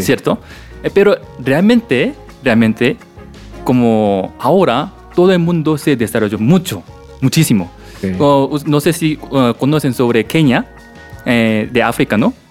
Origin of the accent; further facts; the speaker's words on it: South Korea; Spanish is a second language; moved away as an adult; also born or lived in Ecuador; now in Bogotá, Colombia; soy de Corea